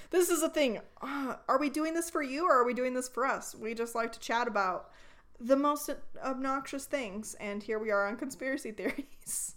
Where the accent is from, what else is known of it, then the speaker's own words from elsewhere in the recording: Northern California, United States; now in Idaho, United States; we grew up in Northern California